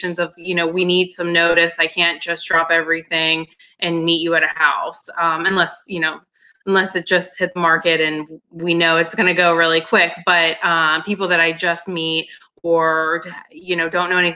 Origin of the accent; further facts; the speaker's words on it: Pittsburgh, Pennsylvania, United States; I'm from Pittsburgh, Pennsylvania. I've lived here my entire life